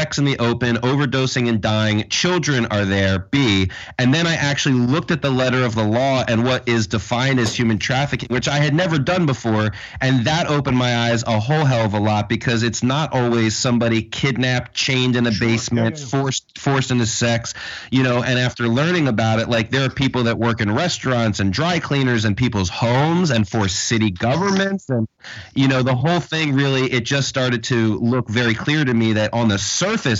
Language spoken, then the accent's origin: English; Philadelphia, Pennsylvania, United States; I'm from the city, so I see that stuff around